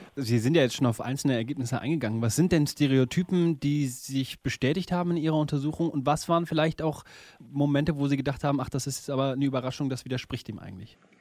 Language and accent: German; Rhineland, Germany; Ich bin im Rheinland geboren